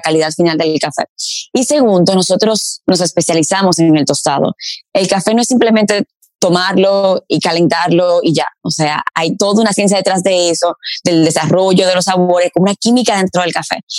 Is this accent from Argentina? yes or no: no; Dominican Republic; moved away as an adult; also born or lived in Paris, France